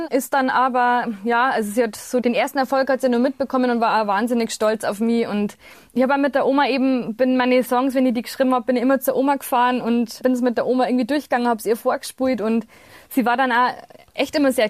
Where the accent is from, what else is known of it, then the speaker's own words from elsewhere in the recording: Bavaria, Germany; accent: Bavarian; first language Bavarian; auf Bayerisch, da war ich so 15 oder 16, dass das total erfüllend für mich ist. Einfach weil ich in meiner Muttersprache mir am besten ausdrücken kann und immer schon konnte.